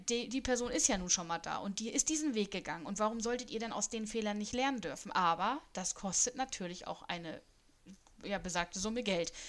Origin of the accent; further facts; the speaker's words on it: Germany; Ich bin rein deutsch